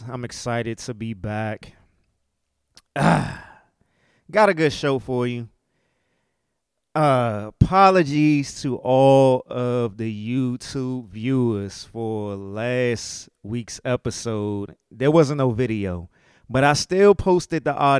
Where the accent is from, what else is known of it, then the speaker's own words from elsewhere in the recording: United States; accent: DMV; I'm talking in my DMV accent and a dialect right now.